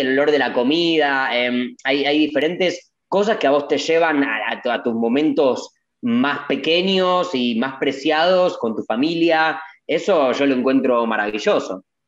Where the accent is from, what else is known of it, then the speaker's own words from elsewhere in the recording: Argentina; yo argentino